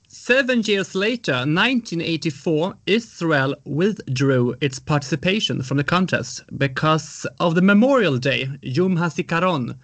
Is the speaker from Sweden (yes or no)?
yes; Sweden; I'm from Sweden